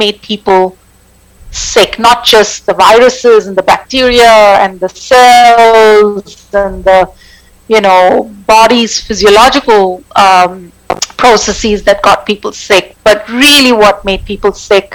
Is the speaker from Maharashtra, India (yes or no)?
yes; Mumbai, Maharashtra, India; moved away as an adult; also born or lived in United States; now in Geneva, Switzerland; I grew up in India. I grew up in the city of Mumbai. I left India when I was 18 to go study in the U.S.